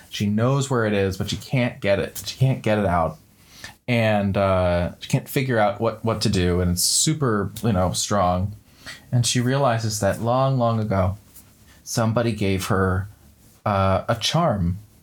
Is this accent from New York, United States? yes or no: yes; around New York, United States; I grew up in around New York